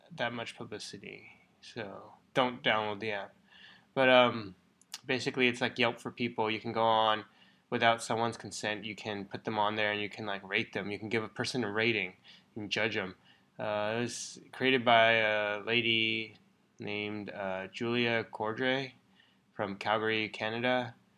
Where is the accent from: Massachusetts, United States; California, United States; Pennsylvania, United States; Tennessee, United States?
California, United States; Bay Area; moved away as an adult; we grew up in the Bay Area, so we've known it for a long time